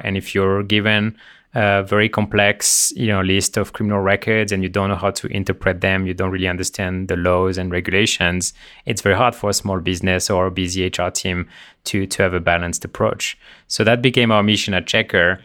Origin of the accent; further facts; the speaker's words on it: Le Mans, Pays de la Loire, France; moved away; Born and raised in France